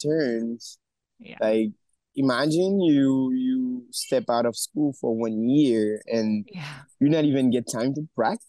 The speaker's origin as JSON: {"language": "English", "country": "Haiti", "tie": "born or raised there", "also_born_or_lived": "Port-au-Prince", "said": "I grew up in Haiti. My family, they are from, my mom's from Jacmel. My dad is from a place called Bene, up in the mountain."}